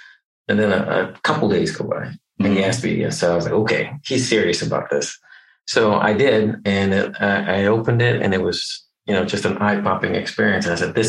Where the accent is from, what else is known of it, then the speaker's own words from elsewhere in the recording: Connecticut, United States; I'm originally from Connecticut, born and raised there. My dad was a Methodist minister, so he got a new church every 3 to 5 years. So we moved around a bit.